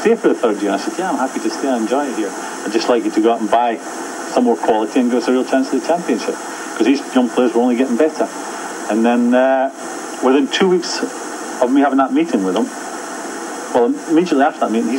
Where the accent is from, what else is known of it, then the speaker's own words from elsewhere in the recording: Edinburgh, Scotland, United Kingdom; I'm from Edinburgh, so I used to do the hour's journey every day